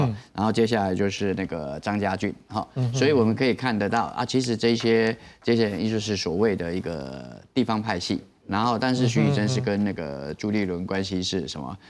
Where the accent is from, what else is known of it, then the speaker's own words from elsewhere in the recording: Yunlin County, Taiwan; 嗯，是那个光看这个名单啦，因为我本身是云林人啦